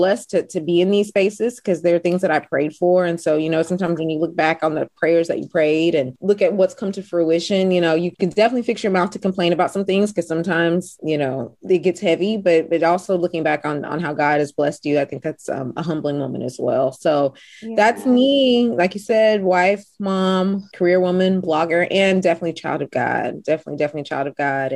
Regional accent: Houston, Texas, United States; Born and bred in Houston, Texas.

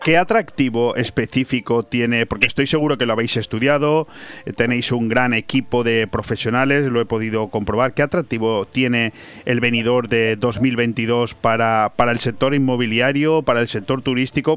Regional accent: Spain

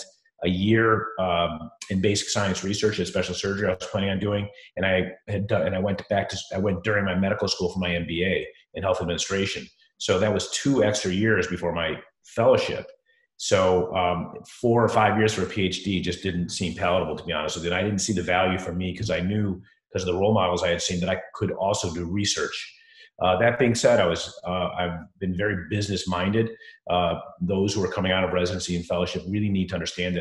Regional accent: Chicago, Illinois, United States; moved away; I am from Chicago

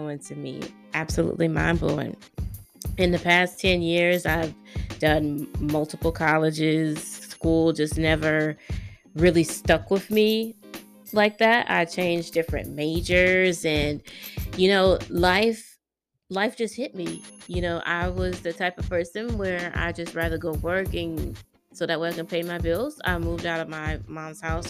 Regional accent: Greenville, South Carolina, United States; born and raised in Greenville, South Carolina

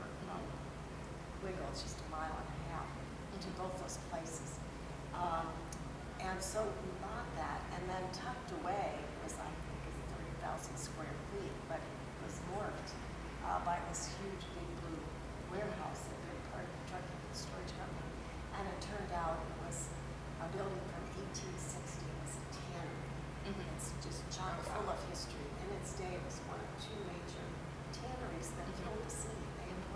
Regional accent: Pittsburgh, Pennsylvania, United States; I grew up in Pittsburgh. I was born actually at Mercy Hospital.

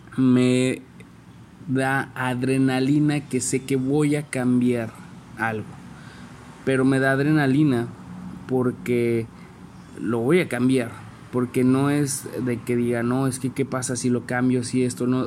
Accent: San Luis Potosí, Mexico; soy originario de San Luis Potosí

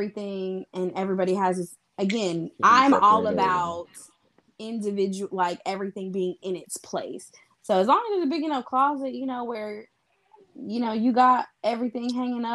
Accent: Midwest, United States; I may have been born and raised in the Midwest, but I'm a Southern girl at heart

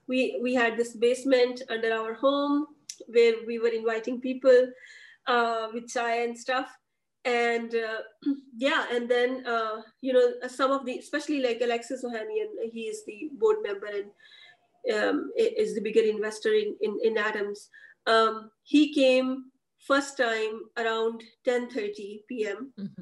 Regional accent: Pakistan; because first time I saw myself not as Pakistani women entrepreneur, but I saw myself as part of like human race

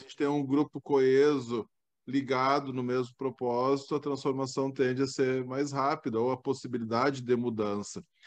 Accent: Ijuí, Rio Grande do Sul, Brazil; Eu sou natural de Juí

